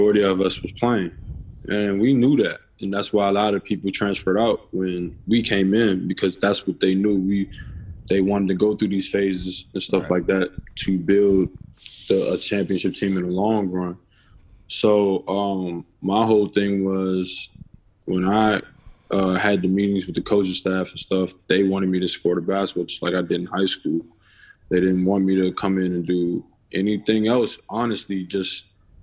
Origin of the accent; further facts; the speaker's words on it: Maryland, United States; I'm from Maryland